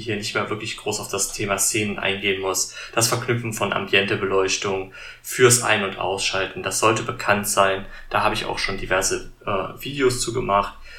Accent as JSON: {"language": "German", "country": "Germany", "said": "bei uns in Deutschland"}